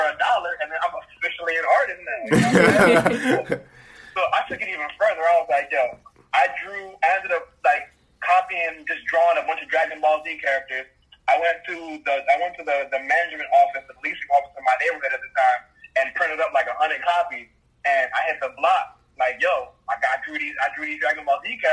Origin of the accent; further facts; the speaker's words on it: Jamaica; being a Jamaican, our number one, I guess, resource or revenue generator is tourism